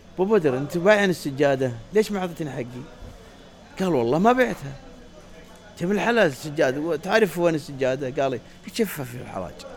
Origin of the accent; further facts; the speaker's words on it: Saudi Arabia; عندنا في السعوديه